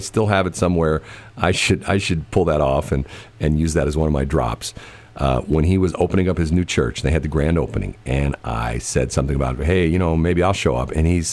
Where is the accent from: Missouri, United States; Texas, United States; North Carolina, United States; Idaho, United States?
Missouri, United States; I'm from the Show Me State.